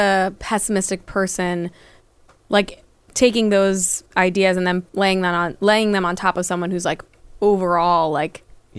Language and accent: English; Westchester, New York, United States; we're from Westchester, and we say Clara, like, with that kind of A.